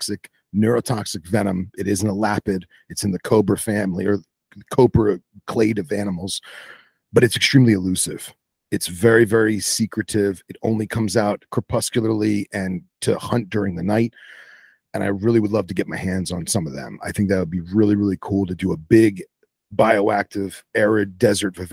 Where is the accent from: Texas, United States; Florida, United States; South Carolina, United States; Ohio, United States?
Florida, United States; also born or lived in New Jersey; I moved here when I was very young